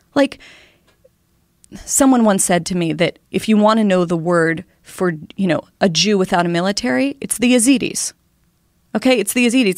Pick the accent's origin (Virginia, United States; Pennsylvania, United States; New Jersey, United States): Pennsylvania, United States; Pittsburgh; I'm from Pittsburgh